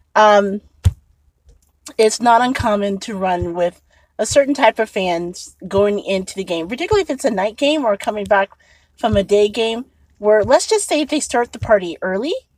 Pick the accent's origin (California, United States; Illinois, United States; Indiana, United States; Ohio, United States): Indiana, United States; Indianapolis; now in Chicago, United States; I'm originally from Indianapolis, Indiana